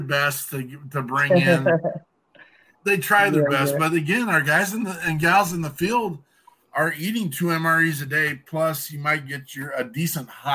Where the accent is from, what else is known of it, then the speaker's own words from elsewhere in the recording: Cody, Wyoming, United States; moved away; also born or lived in Minnesota; I'm from Cody, Wyoming originally.